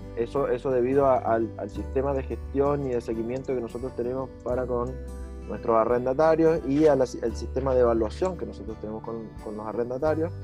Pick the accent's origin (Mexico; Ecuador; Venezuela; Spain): Venezuela; moved away as an adult; now in Chile; no soy chileno, efectivamente, soy venezolano, ya estoy a punto de cumplir cinco años acá en Chile